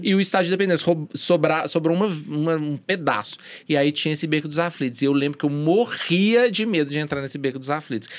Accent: Belo Horizonte, Minas Gerais, Brazil; a minha infância toda na Sagrada Família foi de brincar na rua

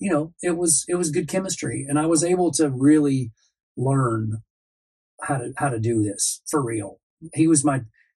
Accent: Cartersville, Georgia, United States; moved away as an adult; also born or lived in Rome, Georgia / Atlanta, Georgia; now in Los Angeles, United States; I was a teenager growing up in Cartersville

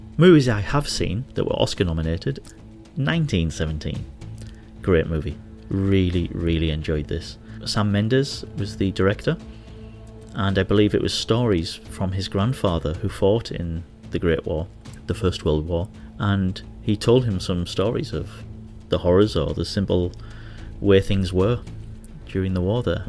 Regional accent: Hartlepool, North East England, United Kingdom; now in Manila, Philippines; my hometown, Hartlepool.

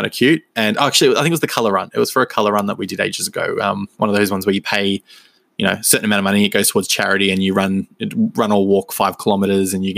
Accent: Melbourne, Victoria, Australia; born and raised in Melbourne, Victoria, in Australia

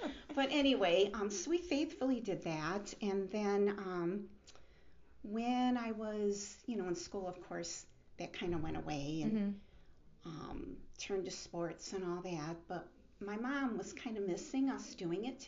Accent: Hamtramck, Michigan, United States; also born or lived in Warren, Michigan / Macomb, Michigan; I am from Michigan, yes. I grew up in Hamtramck.

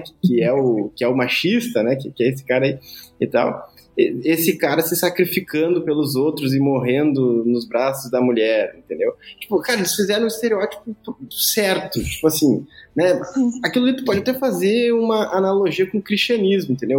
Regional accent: Brazil; como um bom brasileiro

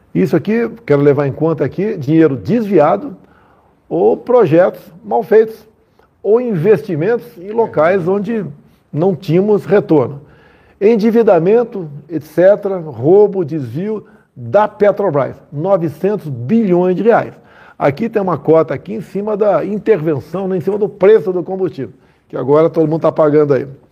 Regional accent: Southeast Brazil, Brazil; eu sou aqui do Sudeste, né?

